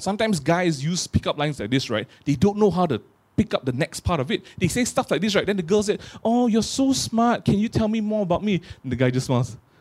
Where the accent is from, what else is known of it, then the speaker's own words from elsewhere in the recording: Malaysia; I grew up in Malaysia